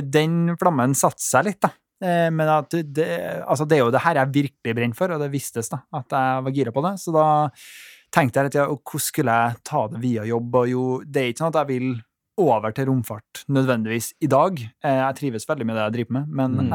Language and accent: Norwegian; Trondheim, Trøndelag, Norway; Jeg er jo herfra